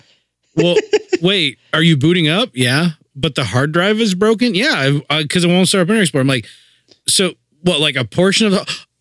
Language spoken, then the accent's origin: English; Springfield, Ohio, United States; moved away; my hometown, Springfield, Ohio.